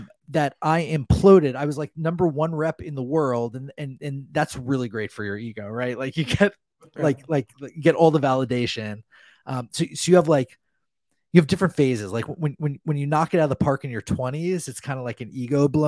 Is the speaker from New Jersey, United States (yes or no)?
yes; New Jersey, United States; growing up in New Jersey